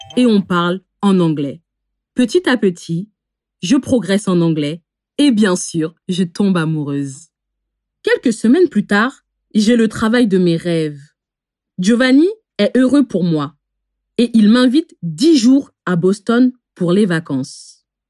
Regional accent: France; je suis née en France, mais mes parents sont originaires du Bénin

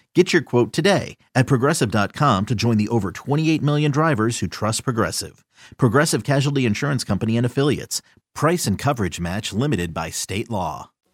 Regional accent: Park Ridge, Illinois, United States; I was born in the suburbs. My parents are both from the city

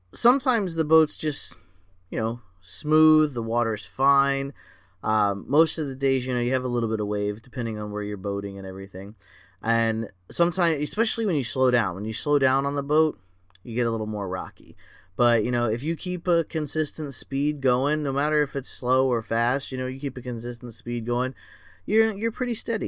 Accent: Florida, United States; I was born and raised in Florida

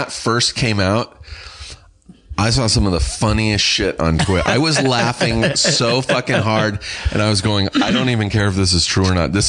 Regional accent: Riverside, California, United States; born or raised there; moved away

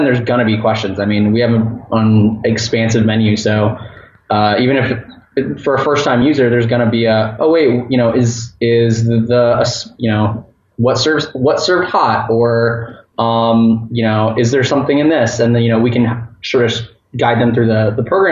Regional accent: Orlando, Florida, United States; my hometown at near UCF, University of Central Florida in Orlando

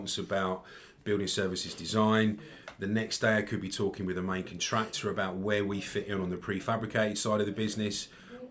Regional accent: Enfield, North London, Scotland, United Kingdom; So originally born and bred in Enfield in North London.

